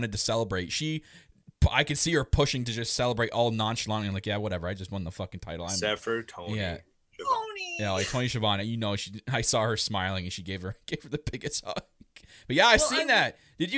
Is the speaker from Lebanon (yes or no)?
no; Canada; I'm Canadian.